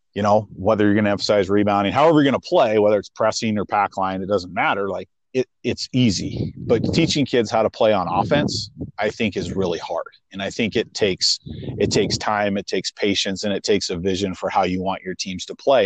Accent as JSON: {"language": "English", "town": "Missoula", "region": "Montana", "country": "United States", "tie": "born or raised there", "said": "I grew up in Missoula, which is one of the bigger cities."}